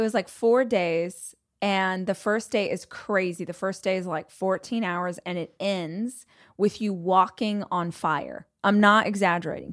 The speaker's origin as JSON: {"language": "English", "region": "Southern California", "country": "United States", "said": "If you are born and raised in California, Southern California"}